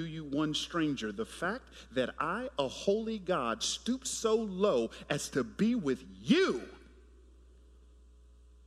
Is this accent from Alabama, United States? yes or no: no; Atlanta, Georgia, United States; moved away as an adult; now in San Jose, United States; I grew up in Atlanta in the 80s.